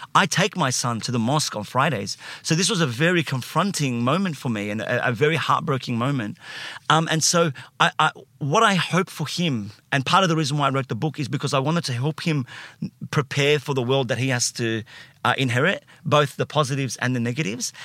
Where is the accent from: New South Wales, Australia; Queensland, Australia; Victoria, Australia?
New South Wales, Australia; Sydney; I uh, grew up in, uh, Alexandria first. So, not Alexandria in Egypt